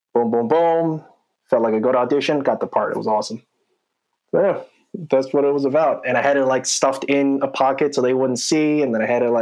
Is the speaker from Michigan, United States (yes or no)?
no; Washington Township, New Jersey, United States; also born or lived in Boston / Los Angeles; now in New York City, United States; I'm from Washington Township